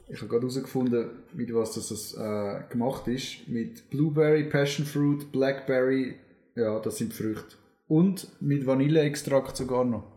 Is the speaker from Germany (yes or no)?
no; Zürcher Unterland, Zurich, Switzerland; als Zürcher Unterländer